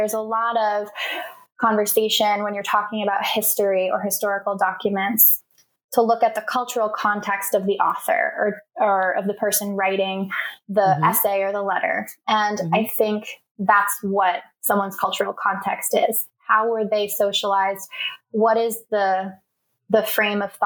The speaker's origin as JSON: {"language": "English", "town": "Portland", "region": "Maine", "country": "United States", "tie": "born or raised there", "said": "I grew up in Maine, which is the whitest state in the country"}